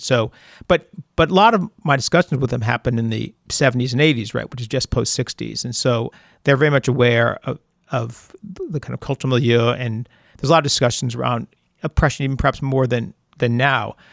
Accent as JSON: {"language": "English", "town": "Amherst", "region": "Massachusetts", "country": "United States", "tie": "born or raised there", "said": "I grew up in Amherst, Massachusetts."}